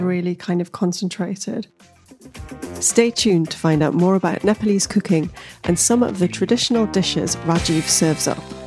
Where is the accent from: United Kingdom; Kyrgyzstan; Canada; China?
United Kingdom; Newcastle upon Tyne, North East England; moved away; I came from Newcastle